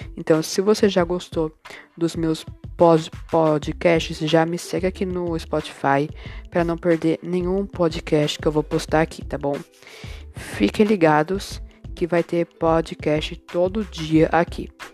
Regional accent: Bauru, São Paulo, Brazil; also born or lived in Aracaju, Sergipe, Brazil; sou de Bauru, nasci em Aracaju

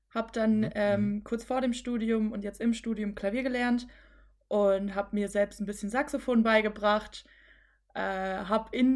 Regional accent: Rhineland-Palatinate, Germany; moved away as an adult; now in Freiburg, Germany; Ich bin dahin gezogen. Ich komme aus der Pfalz.

